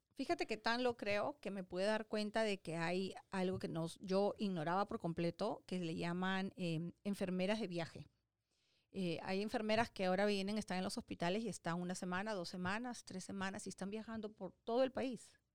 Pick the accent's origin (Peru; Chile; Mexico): Peru; moved away as an adult; now in United States; en Perú, ¿no? en mi país